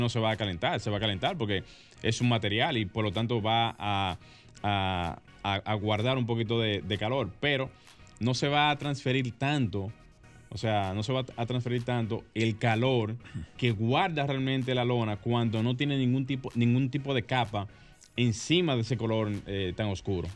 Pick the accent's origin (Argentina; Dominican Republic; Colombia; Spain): Dominican Republic; Santo Domingo Norte, Distrito Nacional; Santo Domingo Norte, lugar de donde soy por muchos años